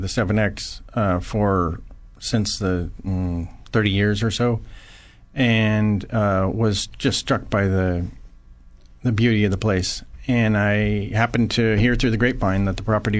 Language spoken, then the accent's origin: English; Paso Robles, California, United States; I grew up in Paso Robles